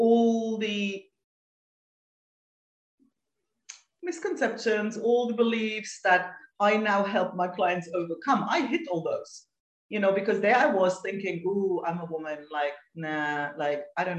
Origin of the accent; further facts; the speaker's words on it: Germany; moved away as an adult; now in Spain; I'm from Germany, but have been living in Spain for almost 18 years.